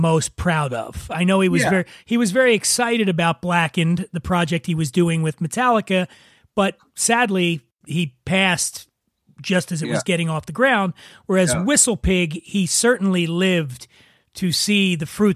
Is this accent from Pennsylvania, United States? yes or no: yes; Philadelphia, Pennsylvania, United States; also born or lived in Cheltenham, Pennsylvania; I was born in Frankfurt as well